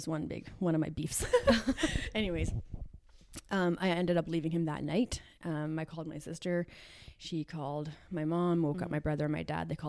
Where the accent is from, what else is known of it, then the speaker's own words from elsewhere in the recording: Edmonton, Alberta, Canada; I am from Edmonton.